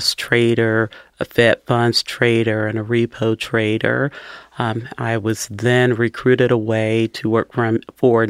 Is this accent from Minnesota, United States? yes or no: no; Cincinnati, Ohio, United States; I was born and raised in Cincinnati. I've been here my entire life, and from the west side of town